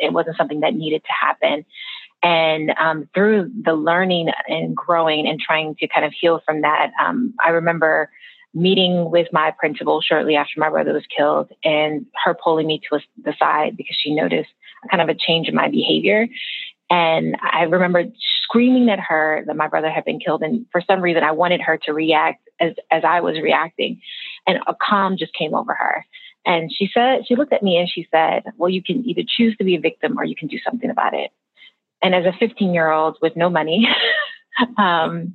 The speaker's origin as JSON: {"language": "English", "town": "Philadelphia", "region": "Pennsylvania", "country": "United States", "tie": "born or raised there", "said": "I'm a native of Philadelphia. I grew up in West Philadelphia"}